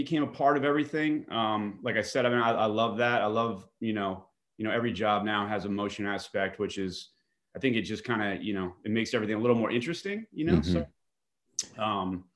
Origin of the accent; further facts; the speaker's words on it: Bergen County, New Jersey, United States; I grew up in New Jersey, in Bergen County, New Jersey, North Jersey